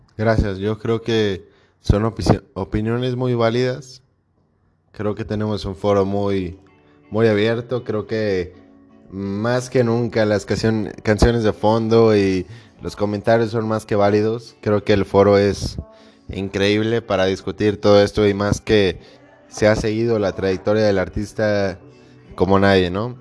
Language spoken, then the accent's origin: Spanish; Mexico; somos mexicanos